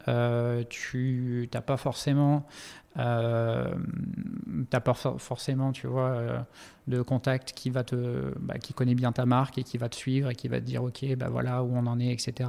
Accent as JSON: {"language": "French", "town": "Montpellier", "region": "Occitania", "country": "France", "also_born_or_lived": "Africa / Middle East", "moved": "as an adult", "said": "je suis originaire de Montpellier"}